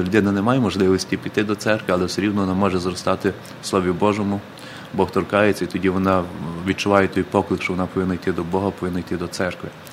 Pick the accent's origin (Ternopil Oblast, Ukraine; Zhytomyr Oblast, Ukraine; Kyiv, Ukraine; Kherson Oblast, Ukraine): Ternopil Oblast, Ukraine; Krasnosiltsi; Е, це Тернопільська область, ага. Збаразький район, село Красносільці